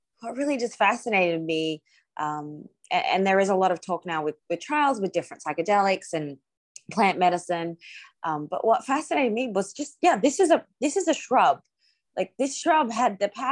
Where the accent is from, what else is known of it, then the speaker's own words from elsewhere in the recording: Australia; moved away; also born or lived in Afghanistan / Ukraine; I'm Australian, I hadn't been home to Australia since 2014